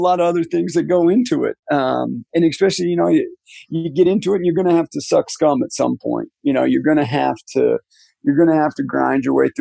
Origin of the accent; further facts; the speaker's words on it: Wyoming, United States; moved away; I'm from Wyoming